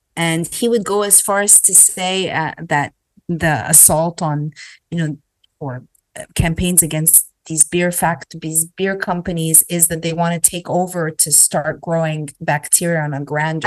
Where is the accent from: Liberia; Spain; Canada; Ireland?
Canada; now in United States; growing up in Canada